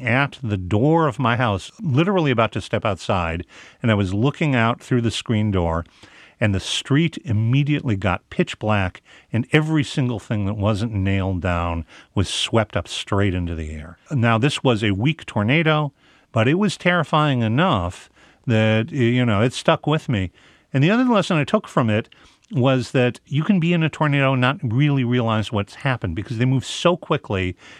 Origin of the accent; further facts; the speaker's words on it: Midwest, United States; When you grow up in the Midwest, you're always aware of tornadoes in a way that people elsewhere in the country really aren't.